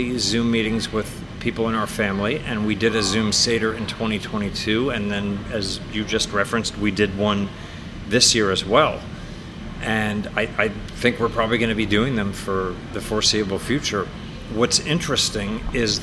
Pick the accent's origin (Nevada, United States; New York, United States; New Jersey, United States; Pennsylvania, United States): Pennsylvania, United States; West Chester; now in Denver, United States; my hometown of Westchester, Pennsylvania